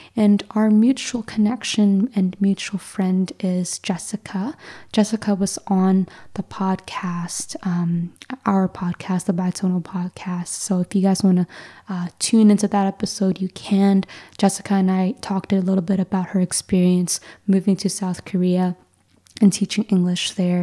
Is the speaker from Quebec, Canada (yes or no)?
no; Mississauga, Ontario, Canada; I grew up in like the Toronto area, so suburbia of Mississauga